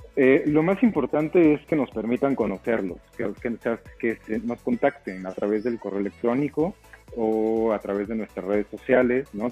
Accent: State of Mexico, Mexico; moved away as an adult; now in Oaxaca, Mexico; Yo soy originario del Estado de México, pero eh, radico en Oaxaca desde el año 2011

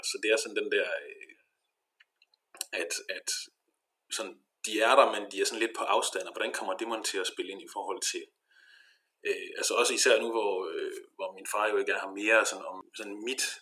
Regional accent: Denmark; now in Viborg, Denmark; halvanden time eller sådan noget med tog fra, fra Viborg til Hure, hvor jeg er fra.

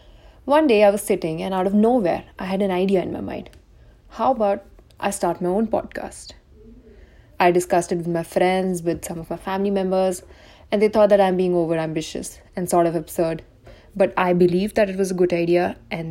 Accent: India; I'm an Indian girl

